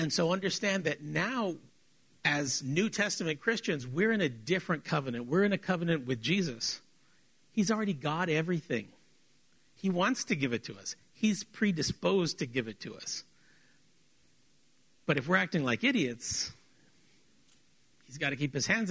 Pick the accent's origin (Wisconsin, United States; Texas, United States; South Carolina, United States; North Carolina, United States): Texas, United States; South; we're South Texan